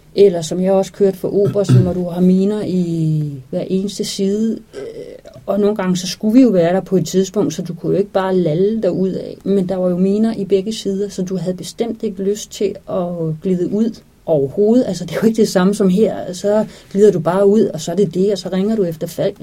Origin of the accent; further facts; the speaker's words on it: Denmark; vi her hjemme i Danmark